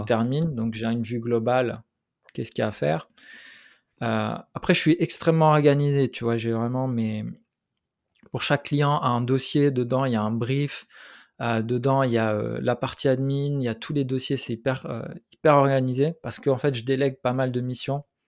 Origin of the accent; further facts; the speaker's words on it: Switzerland; French is a second language; also born or lived in Portugal; je suis arrivé, j'avais 7 ans en Suisse. et puis, ça, a été particulièrement difficile parce que ben, cet âge-là, ben, je parlais pas français